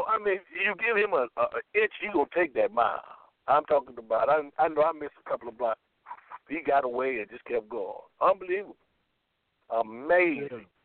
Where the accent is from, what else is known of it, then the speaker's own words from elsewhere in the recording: Florida, United States; moved away; I'm from Florida